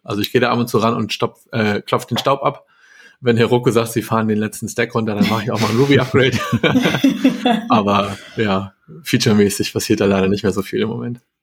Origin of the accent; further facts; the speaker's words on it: Hamburg, Germany; ich komme aus Hamburg